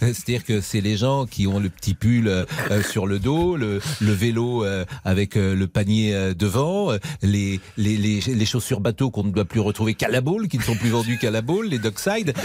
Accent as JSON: {"language": "French", "town": "Nantes", "region": "Pays de la Loire", "country": "France", "said": "je suis nantais"}